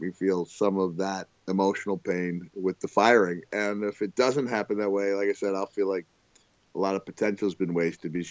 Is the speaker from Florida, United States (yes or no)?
yes; Orlando, Florida, United States; coming to my hometown. You're coming to Orlando.